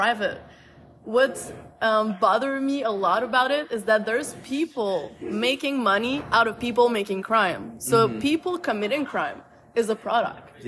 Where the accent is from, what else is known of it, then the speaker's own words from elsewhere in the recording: Canada; English is a second language; moved away as an adult; also born or lived in France / Taiwan; now in United States; I'm French Canadian